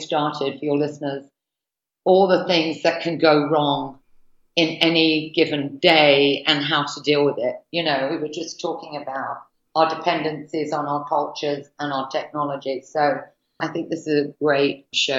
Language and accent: English; United Kingdom; now in United States; being a Brit